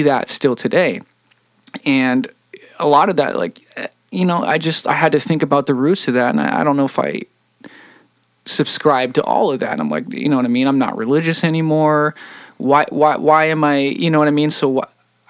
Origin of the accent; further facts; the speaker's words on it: Seattle, Washington, United States; Seattle, my hometown